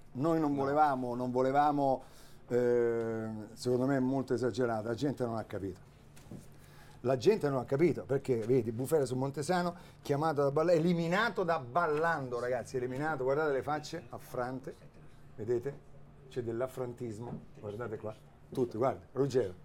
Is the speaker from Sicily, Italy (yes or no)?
yes; Augusta, Sicily, Italy; la squadra del mio paese di Augusta